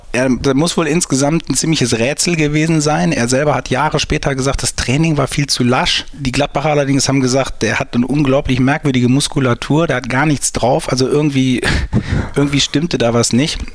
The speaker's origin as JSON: {"language": "German", "town": "St. Tönis", "region": "North Rhine-Westphalia", "country": "Germany", "said": "ich komme aus St. Tönis und wir hatten früher ein Sportgeschäft in der Stadt"}